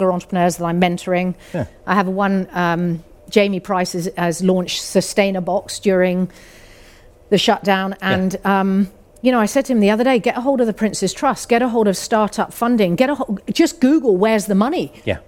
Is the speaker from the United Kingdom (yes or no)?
yes; United Kingdom; we're British